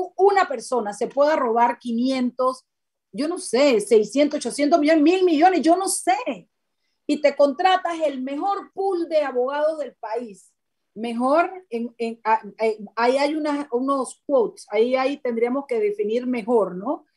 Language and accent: Spanish; Chiriquí, Panama; yo soy panameña, tengo doble nacionalidad chiricana y panameña